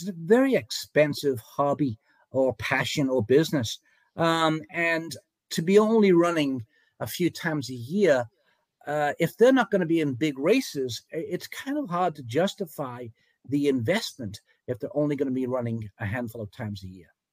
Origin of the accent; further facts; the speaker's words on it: England, United Kingdom; moved away as an adult; now in United States; I came from England. Uh, I was an apprentice jockey over there, rode uh, some races in England and Germany, came to America in 1977